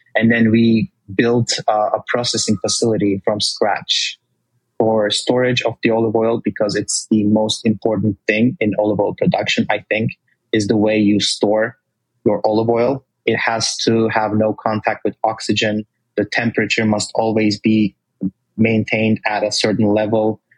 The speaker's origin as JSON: {"language": "English", "country": "Turkey", "tie": "born or raised there", "also_born_or_lived": "Washington, D.C., United States", "moved": "as an adult", "lives_now": "United States", "said": "I I was born and raised in Turkey. Uh, I moved to the States 12 years ago for college first."}